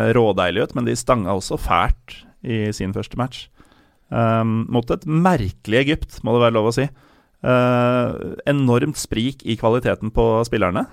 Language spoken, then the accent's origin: Norwegian; Norway; jeg er norsk, jeg. Jeg er herfra, og foreldra mine er herfra